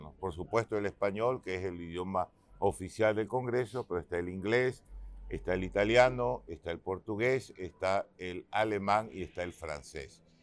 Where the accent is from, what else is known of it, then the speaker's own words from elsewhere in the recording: Guayaquil, Guayas, Ecuador; now in Quito, Ecuador; Yo soy de Guayaquil, una ciudad que era de balcones